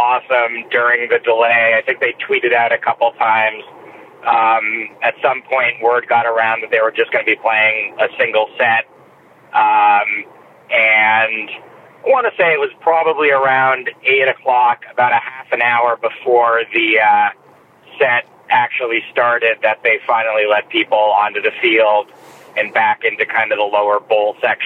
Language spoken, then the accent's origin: English; Boston, Massachusetts, United States; I'm from the Boston area.